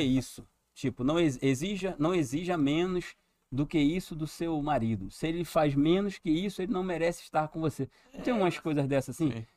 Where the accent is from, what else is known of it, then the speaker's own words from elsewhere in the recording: São Gonçalo, Rio de Janeiro, Brazil; Eu fui criado lá em São Gonçalo